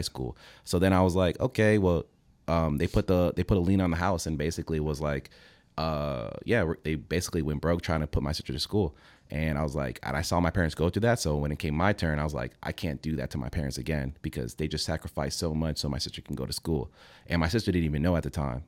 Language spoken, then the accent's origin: English; Fort Lauderdale, Florida, United States; also born or lived in Venezuela; I was raised in Fort Lauderdale.